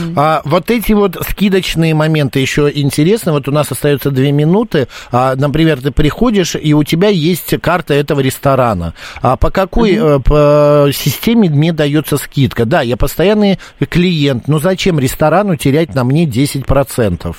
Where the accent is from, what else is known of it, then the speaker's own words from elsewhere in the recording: Moscow, Russia; Из Москвы.